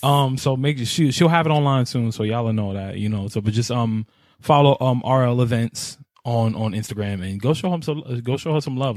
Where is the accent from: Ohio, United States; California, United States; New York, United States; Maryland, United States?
New York, United States; I'm from New York